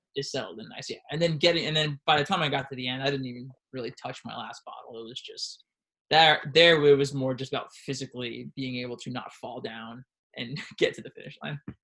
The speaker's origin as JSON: {"language": "English", "town": "Washingtonville", "region": "New York", "country": "United States", "said": "I'm from Washingtonville, Orange County"}